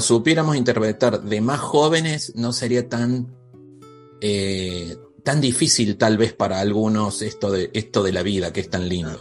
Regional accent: Córdoba, Argentina; yo soy de Argentina, de Córdoba

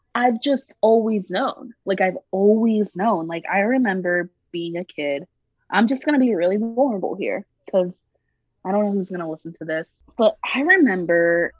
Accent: Greenville, South Carolina, United States; growing up in Greenville, South Carolina, mm-hmm. which is an upper middle class, predominantly white city

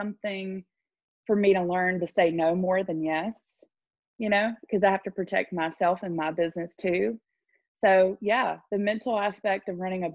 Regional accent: Jackson, Mississippi, United States; I'm from Jackson, Mississippi, but I own a salon in Brandon, Mississippi.

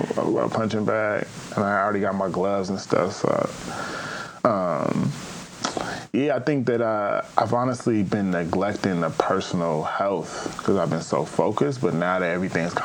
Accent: Pasadena, California, United States; I'm actually from Pasadena, California

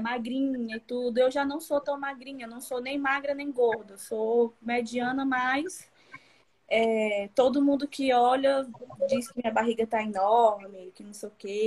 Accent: Piauí coast, Brazil; eu sou do Piauí, no litoral do Piauí.

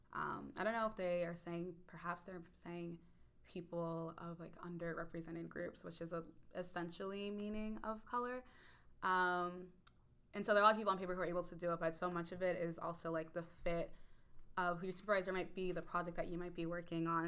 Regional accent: Warrington, Pennsylvania, United States; I grew up in Warrington, Pennsylvania, which is about 40 minutes north of Philadelphia

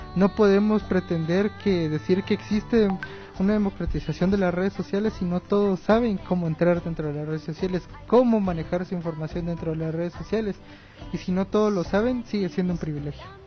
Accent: Guatemala; como guatemaltecos

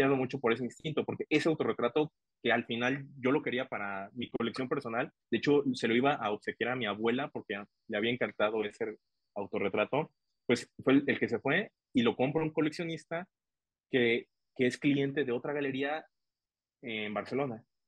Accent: Tuxtla Gutiérrez, Chiapas, Mexico; siendo chiapaneco, siendo tuxtleco

